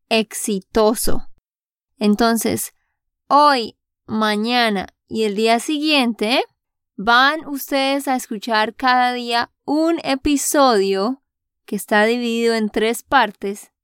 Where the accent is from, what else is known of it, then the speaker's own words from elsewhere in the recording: Santander, Colombia; de Santander, Colombia